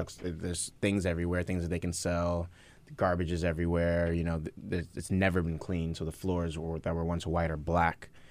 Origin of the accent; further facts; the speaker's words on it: New York City, New York, United States; moved away as an adult; also born or lived in Nigeria / New Orleans; I grew up in the Bronx, um, in a one-bedroom apartment with my mom